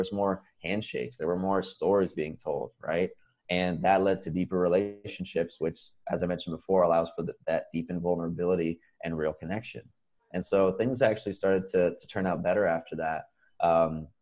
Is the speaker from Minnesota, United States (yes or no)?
no; Florida, United States; moved away as an adult; also born or lived in Boston; I was born in Florida.